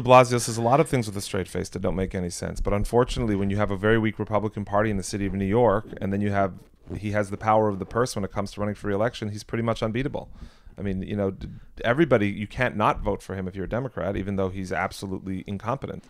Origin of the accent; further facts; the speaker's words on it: Quebec, Canada; moved away; I'm American, but I grew up in the province of Quebec